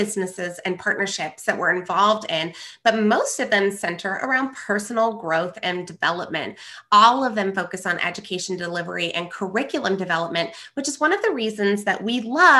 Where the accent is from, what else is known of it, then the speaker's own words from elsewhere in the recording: Reno, Nevada, United States; we grew up here in Reno, Nevada, which is a close-knit community of individuals, and had a great time getting to grow up here on the West Coast of the United States of America.